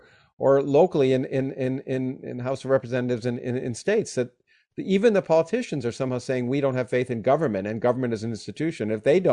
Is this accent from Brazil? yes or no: no; Canada; I grew up in Canada and I grew up under a parliamentary system